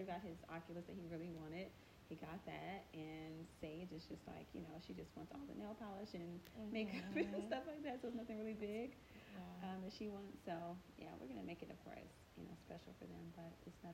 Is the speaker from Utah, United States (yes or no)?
no; College Park, Georgia, United States; also born or lived in Englewood, New Jersey; born in Jersey but raised in Georgia